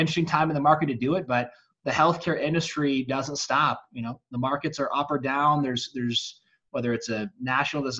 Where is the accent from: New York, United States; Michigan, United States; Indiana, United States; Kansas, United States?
Michigan, United States; Charlevoix; moved away as an adult; now in Colorado, United States; I grew up in northern Michigan in a little resort town called Charlevoix.